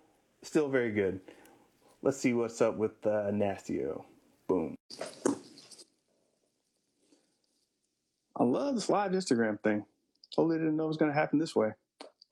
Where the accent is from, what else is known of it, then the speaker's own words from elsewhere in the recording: Florida, United States; also born or lived in New Orleans, Louisiana; now in San Diego, United States; I was raised in Florida, born in New Orleans